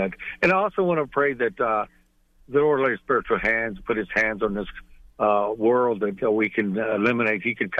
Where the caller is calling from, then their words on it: Vega, Texas, United States; Vega, Texas.